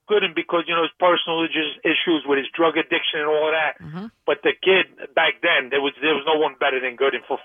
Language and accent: English; New York City, New York, United States; growing up in New York City in the Bronx